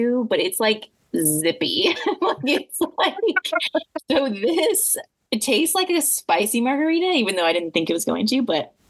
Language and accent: English; Indiana, United States; I grew up in Indiana